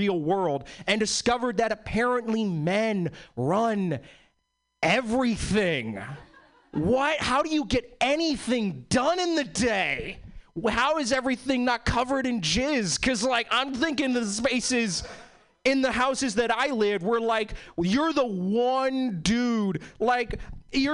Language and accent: English; East Coast, United States; now in Seattle, United States; I was born and bred in the East Coast.